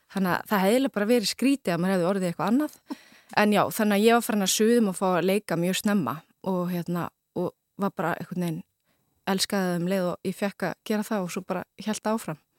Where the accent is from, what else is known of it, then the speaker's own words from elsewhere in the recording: Reykjavík, Capital Region, Iceland; also born or lived in London; ég er bara úr Vesturbænum sko, gamla Vesturbænum